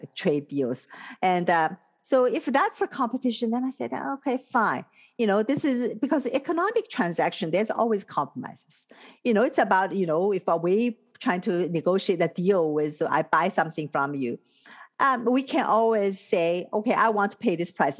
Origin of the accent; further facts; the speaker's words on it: Shanghai, China; moved away; my hometown of Shanghai